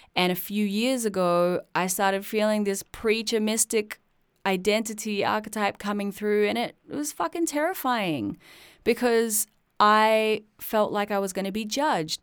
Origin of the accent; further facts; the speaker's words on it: Sydney, New South Wales, Australia; I was born in Sydney, Australia in nineteen eighty-three